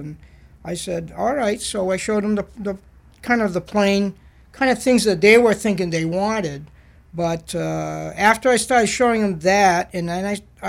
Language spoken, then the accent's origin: English; Auburn, Maine, United States; I actually grew up in Auburn.